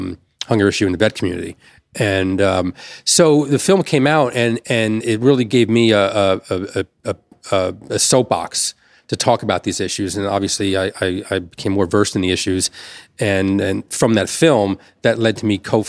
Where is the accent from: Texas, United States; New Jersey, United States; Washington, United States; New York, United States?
New Jersey, United States; Elizabeth; I grew up in Elizabeth, New Jersey